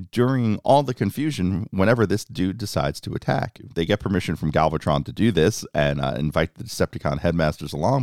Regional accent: New York City, New York, United States; my hometown, New York City

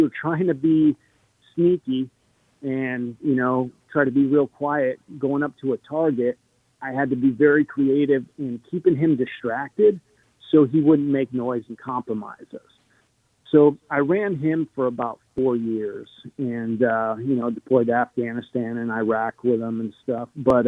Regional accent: Arizona, United States; also born or lived in Connecticut; I was born in Connecticut. Then, we bounced around different countries, different states. Arizona was kind of home for me. That's where I graduated high school.

